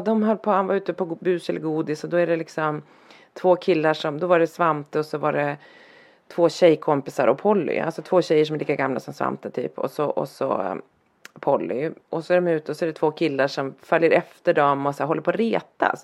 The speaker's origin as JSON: {"language": "Swedish", "town": "Härnösand", "region": "Västernorrland County", "country": "Sweden", "tie": "born or raised there", "moved": "yes", "said": "när jag växte upp i Härnösand, där jag växte upp"}